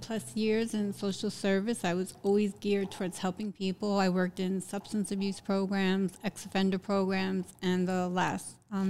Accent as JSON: {"language": "English", "town": "Jersey City", "region": "New Jersey", "country": "United States", "tie": "born or raised there", "also_born_or_lived": "Hoboken, New Jersey", "said": "I'm from downtown Jersey City, New Jersey. I moved to Hoboken in 1996."}